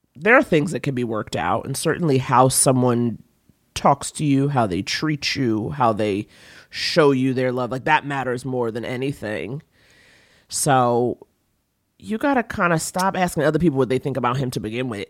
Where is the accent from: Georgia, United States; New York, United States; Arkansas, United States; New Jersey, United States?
New York, United States; me as a New Yorker